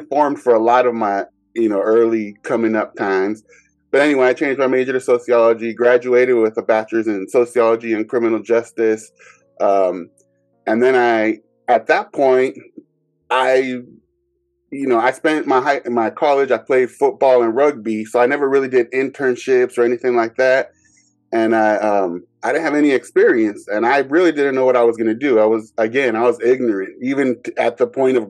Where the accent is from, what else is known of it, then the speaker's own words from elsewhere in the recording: Bay Area, California, United States; growing up in the Bay Area